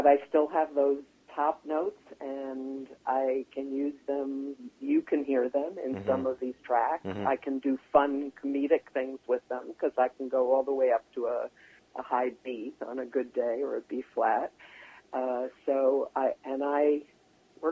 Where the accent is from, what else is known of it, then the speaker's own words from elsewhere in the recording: Long Island, New York, United States; accent: East Coast; also born or lived in Manhattan, New York; I was born in Manhattan, and I grew up on Long Island